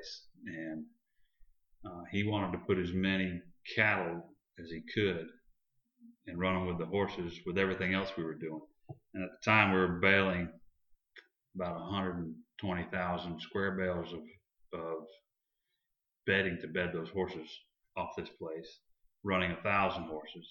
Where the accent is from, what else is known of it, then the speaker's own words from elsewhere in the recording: DeLand, Florida, United States; I was raised in D-Land, Florida